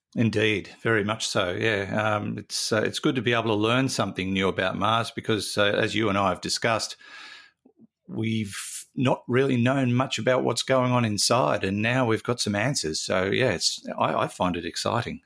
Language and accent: English; Newcastle, New South Wales, Australia; also born or lived in Mackay; I grew up around the Newcastle area where the tides were pretty mild